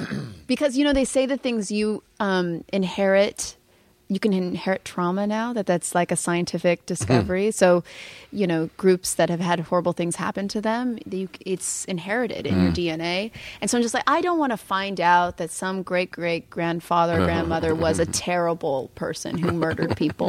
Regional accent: California, United States; Yeah, hippie from Northern California.

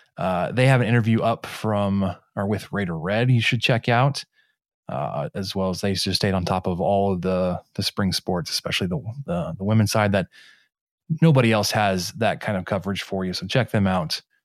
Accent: Mesquite, Texas, United States; my hometown, Mesquite, Texas

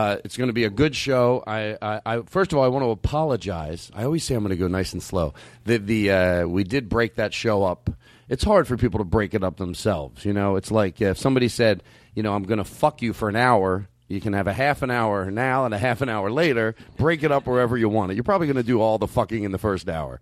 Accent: Philadelphia, Pennsylvania, United States; accent: Philadelphia; It's my Philadelphia accent

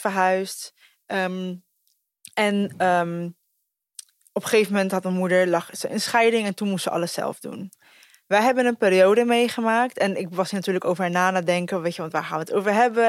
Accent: Costa Rica; now in Netherlands; ik ben dus geboren in Costa Rica

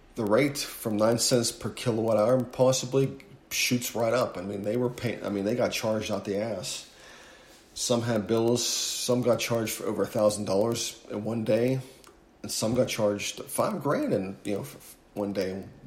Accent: Northeast, United States; moved away as an adult; now in Houston, United States; growing up in the Northeast, I never had to lose water or electricity

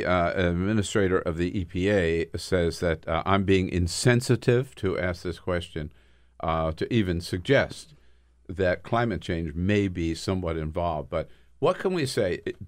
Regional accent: Delaware, United States; now in Washington, D.C., United States; I grew up on the East Coast in Delaware.

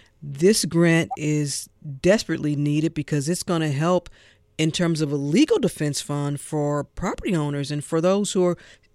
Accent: St. Louis, Missouri, United States; now in Georgia, United States; there's a landmark in my hometown in St. Louis, Missouri

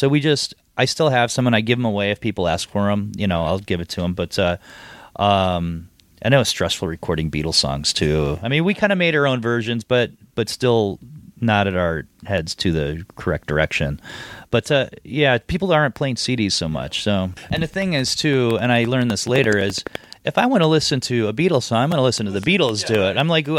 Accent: Chicago, Illinois, United States; growing up in the South Side of Chicago, you have the South Side of Chicago and there's nothing else that exists outside of the world.

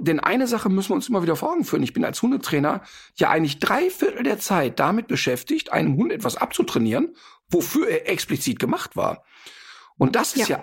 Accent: Austria; bei uns in Österreich

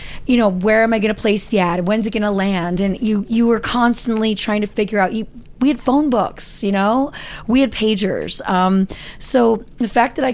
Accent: Easton, Pennsylvania, United States; I grew up in Easton, Pennsylvania, very small town

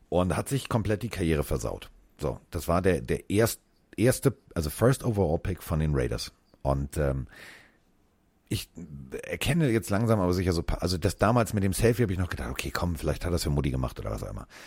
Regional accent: Hamburg, Germany; ich bin ja Hamburger, ne? Das gibt's ja bei uns an jeder Ecke.

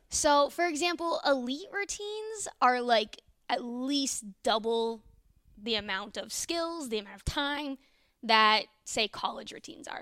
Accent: Northern Virginia, United States; moved away as an adult; also born or lived in Iowa; now in Norman, United States; not from Iowa, from Northern Virginia, uh, D C area

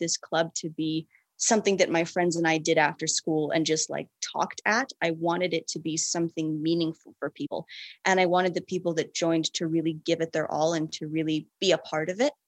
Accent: Atlanta, Georgia, United States; We're from Atlanta

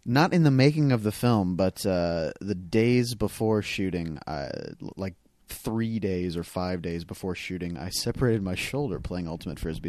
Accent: North Carolina, United States; moved away as an adult; also born or lived in Dayton, Tennessee; now in Los Angeles, United States; I grew up in North Carolina

